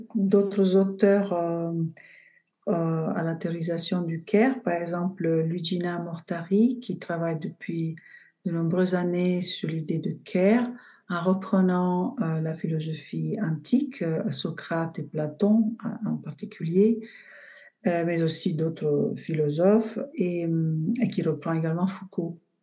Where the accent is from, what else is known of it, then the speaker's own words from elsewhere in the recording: Bari, Apulia, Italy; French is a second language; moved away as an adult; also born or lived in Florence; now in Montpellier, France; je suis partie de Bari, de ma région d'origine, en Italie